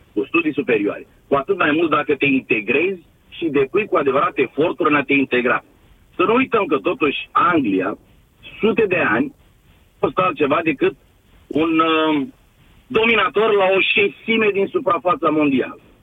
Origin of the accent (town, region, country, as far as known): Romania; now in United Kingdom